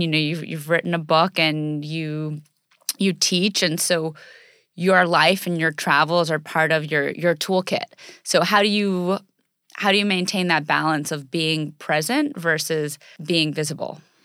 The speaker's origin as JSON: {"language": "English", "country": "United States", "tie": "born or raised there", "said": "growing up in the United States, and especially growing up as an athlete in the United States"}